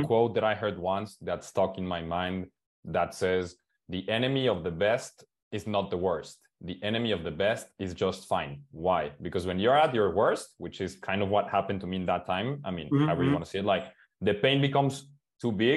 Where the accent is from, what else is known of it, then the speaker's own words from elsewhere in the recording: Mexico; English is a second language; I'm from Mexico